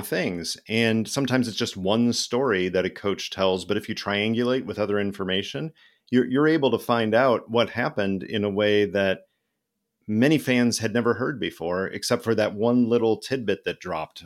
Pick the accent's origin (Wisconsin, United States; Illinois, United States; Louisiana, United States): Illinois, United States; I was born in Illinois